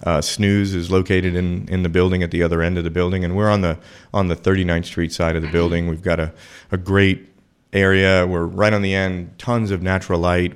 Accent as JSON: {"language": "English", "town": "New York City", "region": "New York", "country": "United States", "tie": "born or raised there", "moved": "as an adult", "lives_now": "Austin, United States", "said": "I grew up in New York City eating that kind of thing"}